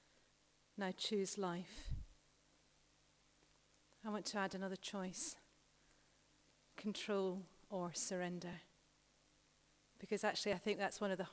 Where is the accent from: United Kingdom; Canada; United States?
United Kingdom; We are so British here